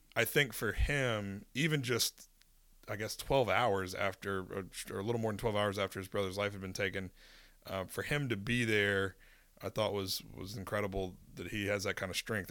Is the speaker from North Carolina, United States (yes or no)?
yes; Winston-Salem, North Carolina, United States; now in Charlotte, United States; I grew up in Winston-Salem, which kind of a mid-sized city